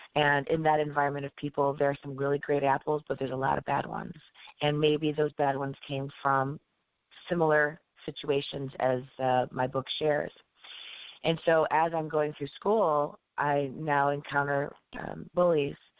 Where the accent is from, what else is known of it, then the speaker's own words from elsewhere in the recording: Chicago, Illinois, United States; I was born and raised in Chicago, but my parents came from obviously where they came from.